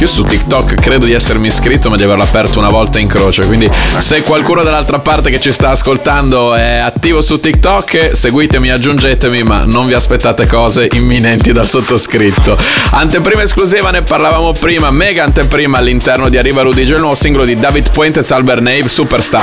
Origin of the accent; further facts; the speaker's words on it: Bologna, Emilia-Romagna, Italy; io sono di Bologna